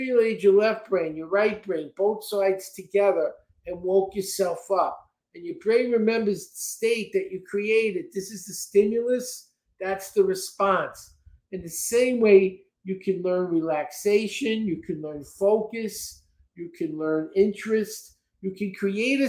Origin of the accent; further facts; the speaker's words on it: New York City, New York, United States; also born or lived in Texas; now in Florida, United States; I grew up in Brooklyn